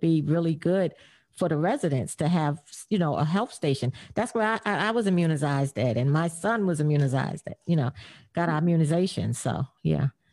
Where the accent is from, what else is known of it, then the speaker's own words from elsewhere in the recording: New York City, New York, United States; I grew up in McKinley houses in the Bronx